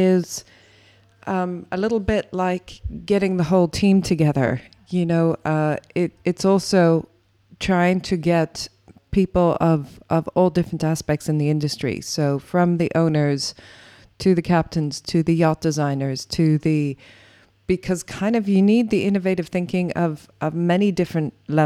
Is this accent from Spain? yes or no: no; Ireland; Ireland, my home country